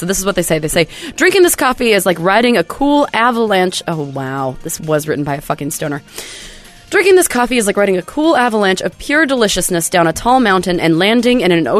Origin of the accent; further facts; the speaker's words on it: Bremerton, Washington, United States; So, of course, I'm from Bremerton, Washington, which is kind of across the water from Seattle. But Bremerton's kind of a city and also has a lot of smaller, like, suburban areas. And my family now lives in a place called Silverdale.